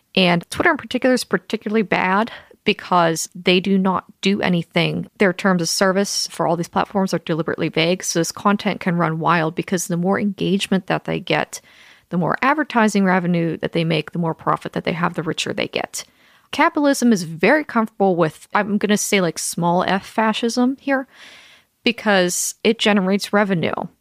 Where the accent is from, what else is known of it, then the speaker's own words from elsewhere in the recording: Pennsylvania, United States; I'm from Pennsylvania, regular conservative town